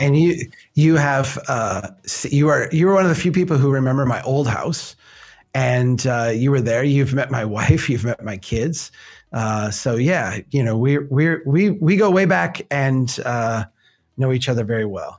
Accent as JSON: {"language": "English", "country": "United States", "said": "we're, we're American"}